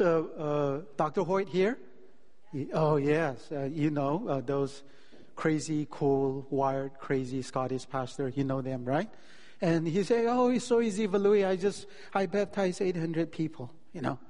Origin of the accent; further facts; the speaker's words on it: Delhi, India; moved away as an adult; now in California, United States; I grew up in Delhi. It's a city, 20 million people.